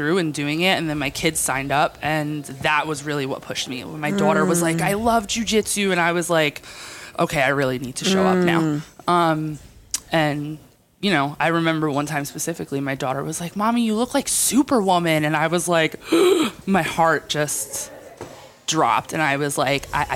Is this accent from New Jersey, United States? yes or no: yes; Jersey Shore, New Jersey, United States; I am from New Jersey. I'm from the Jersey Shore.